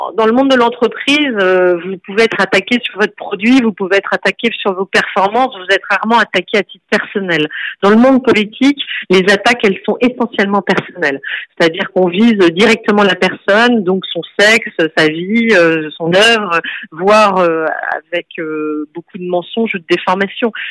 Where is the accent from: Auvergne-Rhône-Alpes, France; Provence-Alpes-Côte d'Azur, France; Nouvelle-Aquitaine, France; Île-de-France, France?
Nouvelle-Aquitaine, France; Bordeaux; je suis une femme, euh, chef d'entreprise, née à Bordeaux